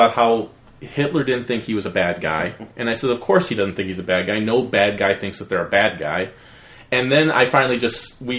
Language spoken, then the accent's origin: English; Cleveland, Ohio, United States; I'm from Cleveland, too.